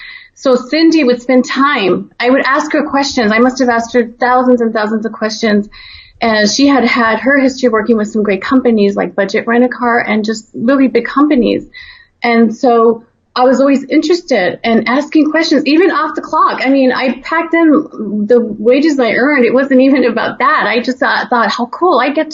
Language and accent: English; El Paso, Texas, United States; so I grew up in Texas, and, you know, El Paso is actually dominantly Hispanic. So being, you know, of the population and being a Latina myself